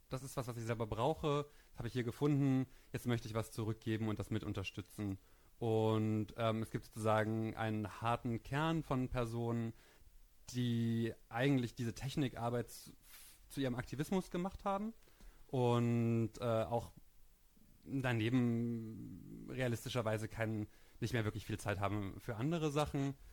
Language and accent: German; East Germany, Germany; ich bin in Ostdeutschland auf dem Land groß geworden und die Themen, die mich dann damals als Jugendlicher ähm, beschäftigt haben, die haben auf Indie Media stattgefunden.